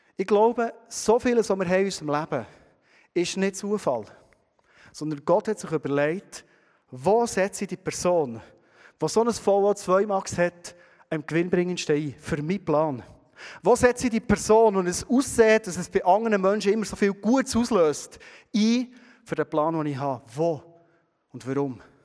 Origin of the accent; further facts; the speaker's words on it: Bernese Oberland, Switzerland; wir als Berner Oberländer